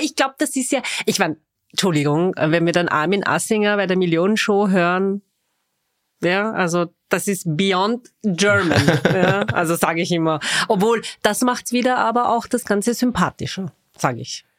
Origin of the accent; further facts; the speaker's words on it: Vienna, Austria; Ich bin waschechte Wienerin, das behaupte ich zumindest